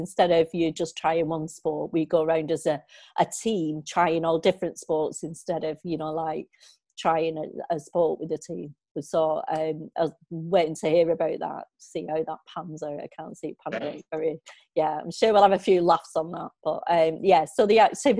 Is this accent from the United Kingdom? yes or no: yes; Walkden, North West England, United Kingdom; now in Bolton, United Kingdom; I grew up in Walkden, living at my grandparents every weekend